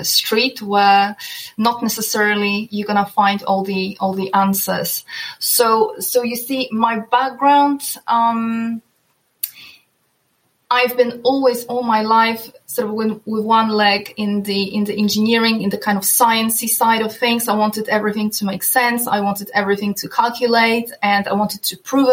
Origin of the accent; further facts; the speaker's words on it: Poland; also born or lived in northern Norway; now in Norway; while I live in the northern Norway, I'm originally from Poland.